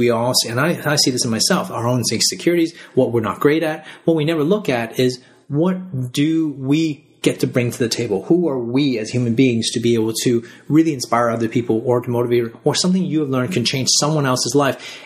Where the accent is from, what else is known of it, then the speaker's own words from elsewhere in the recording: Canada; now in Australia; I grew up in Canada. And I live in Australia